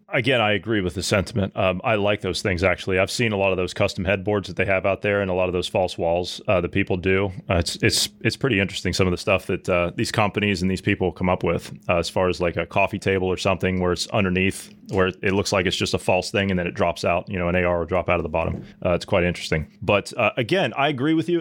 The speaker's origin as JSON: {"language": "English", "region": "Ohio", "country": "United States", "tie": "born or raised there", "moved": "yes", "said": "natively I come from Ohio, and Amish country is not too far from where I grew up"}